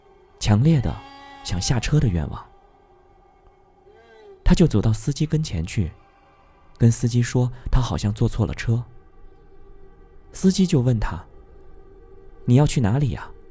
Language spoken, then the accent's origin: Chinese; a small county town in Sichuan, China; 我的家乡在四川的一个小县城里。